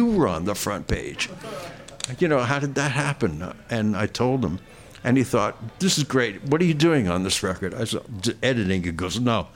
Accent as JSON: {"language": "English", "region": "New York", "country": "United States", "tie": "born or raised there", "said": "I'm born and raised in New York"}